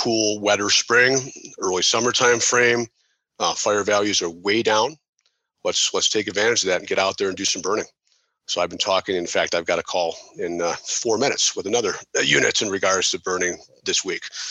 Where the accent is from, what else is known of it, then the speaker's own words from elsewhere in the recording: Chicago, Illinois, United States; now in New Mexico, United States; I'm from the Chicago area